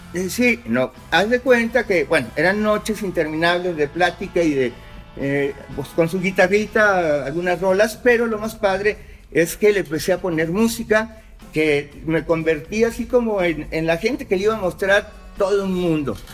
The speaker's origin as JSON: {"language": "Spanish", "region": "Mexico City", "country": "Mexico", "tie": "born or raised there", "moved": "as an adult", "lives_now": "Guadalajara, Mexico", "said": "yo soy chilaki, soy chilango. digamos, yo me vengo, llego aquí a Guadalajara en el 80"}